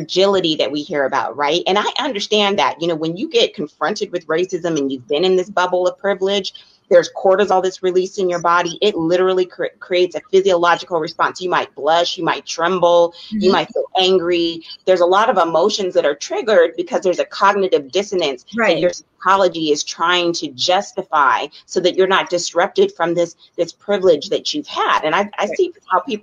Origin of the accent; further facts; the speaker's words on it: Colusa County, California, United States; also born or lived in Oakland, California; I grew up in a predominantly white community in Colusa County. I was born in Oakland, California, but I spent my childhood in that community